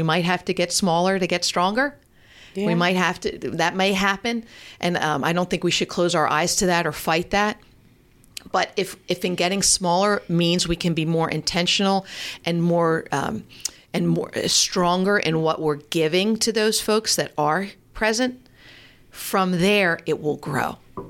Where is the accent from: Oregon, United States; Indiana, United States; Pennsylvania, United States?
Pennsylvania, United States; Media; moved away as an adult; also born or lived in Lansdowne, Pennsylvania; now in Mantua, Gloucester County, New Jersey, United States; And I'm from Delaware County. I'm from Media. I was born in Lansdowne, grew up in Media. Delco.